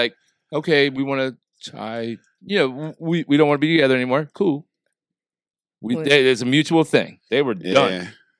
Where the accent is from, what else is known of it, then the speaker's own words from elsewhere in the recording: Southern Illinois, United States; Yeah, I grew up in Southern Illinois.